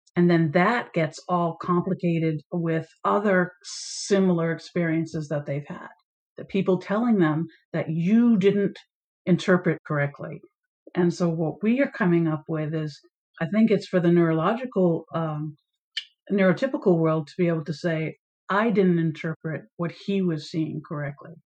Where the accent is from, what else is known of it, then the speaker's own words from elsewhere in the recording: Maine, United States; came back to my home state of Maine